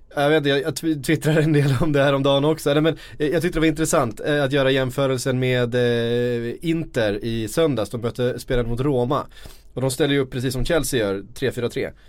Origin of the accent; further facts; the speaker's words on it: Sweden; vi är svenskar